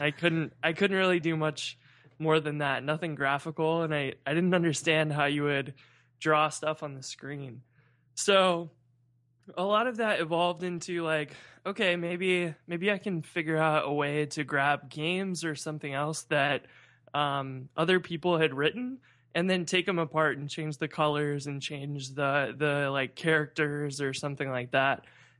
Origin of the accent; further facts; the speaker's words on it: St. Louis, Missouri, United States; So I'm from St. Louis.